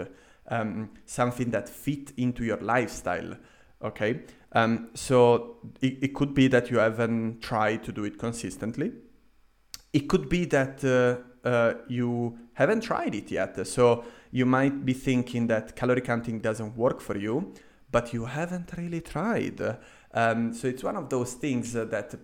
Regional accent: Italy; moved away as an adult; also born or lived in London, United Kingdom; now in Vienna, Austria; I went back to my home country in Italy

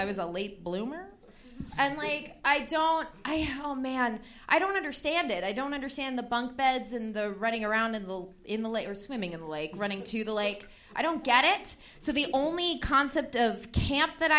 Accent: Long Island, New York, United States; I'm from Long Island

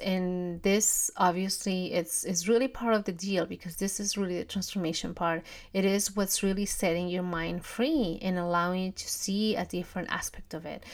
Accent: Peru; moved away; I'm from Peru. We don't have Thanksgiving and we definitely don't have Black Friday

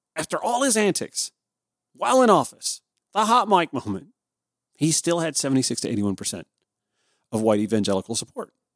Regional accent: Augusta, Georgia, United States; I grew up in Augusta, Georgia

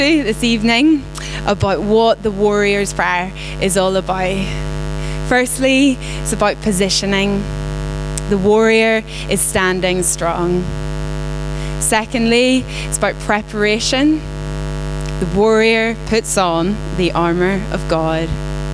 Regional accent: Belfast, Northern Ireland, United Kingdom; moved away; I'm not from here. I'm from Northern Ireland. Some people think Scottish, some people think American, Australian, South African. I'm from Belfast.

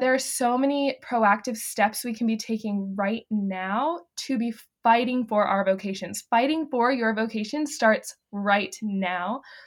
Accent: the Carolinas, United States; born or raised there; moved away as an adult; now in Kansas, United States

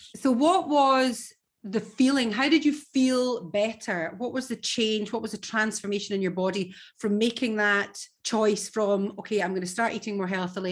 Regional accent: Scotland, United Kingdom; as a Scot

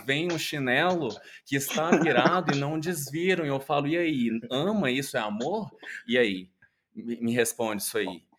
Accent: Goiânia, Goiás, Brazil; eu venho de Goiânia, é uma cidade que, apesar de ser capital, chega a ser o interior ali

